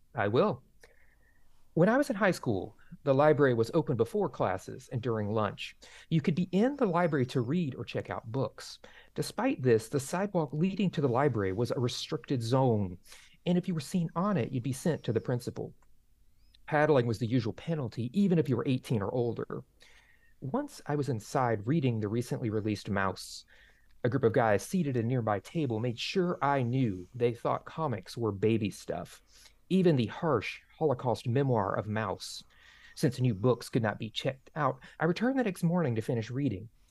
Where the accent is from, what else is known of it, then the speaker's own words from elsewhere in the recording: Dixie County, Florida, United States; I grew up in Dixie County, Florida